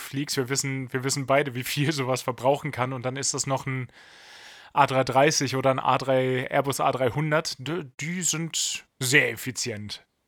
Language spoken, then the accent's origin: German; Germany; Wir als Deutsche